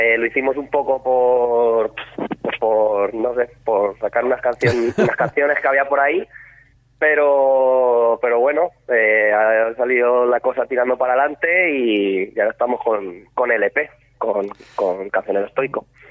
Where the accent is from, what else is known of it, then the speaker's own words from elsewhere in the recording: La Roda, Castilla-La Mancha, Spain; somos de La Roda